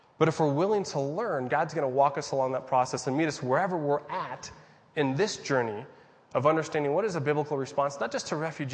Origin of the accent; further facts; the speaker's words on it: United States; I'm a Christian and because I'm an American